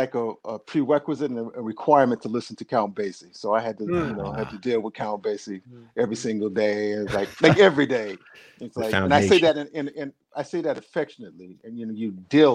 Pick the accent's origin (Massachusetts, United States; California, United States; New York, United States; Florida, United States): California, United States; Los Angeles; moved away as an adult; also born or lived in Cleveland, Ohio / Pomona, California; now in Bay Area, United States; I grew up in Southern California